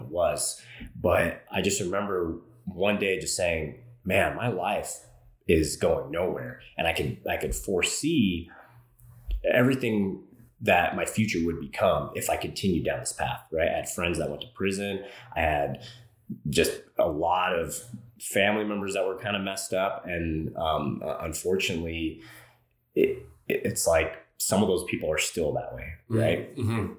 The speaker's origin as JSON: {"language": "English", "town": "Los Angeles", "region": "California", "country": "United States", "tie": "born or raised there", "said": "I grew up in Los Angeles, California, throughout LA County, kind of moved around a lot as a kid."}